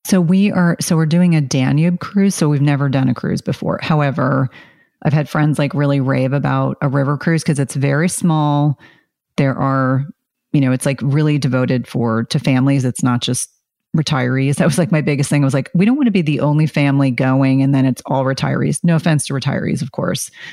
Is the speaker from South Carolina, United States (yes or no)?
yes; South Carolina, United States; I was born in South Carolina